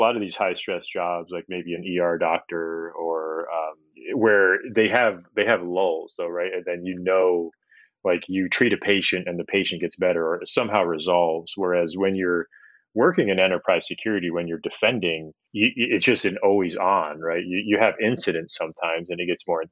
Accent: upstate New York, United States; moved away; I grew up in a pretty homogenous area of upstate New York when I was very young

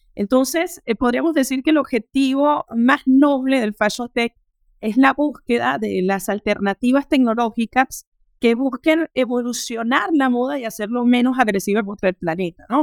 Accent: Venezuela; moved away as an adult; now in Paris, France; soy venezolana, eh, tengo 36 años y hace ya casi 13 años llegué a París para terminar mis estudios superiores

